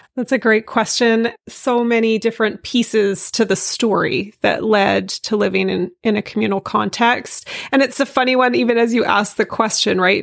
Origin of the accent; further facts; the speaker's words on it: Vancouver, British Columbia, Canada; I'm from Vancouver. I grew up in the city